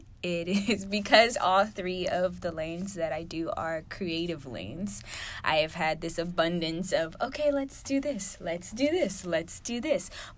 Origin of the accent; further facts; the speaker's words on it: Houston, Texas, United States; moved away as an adult; now in Atlanta, United States; I'm from Houston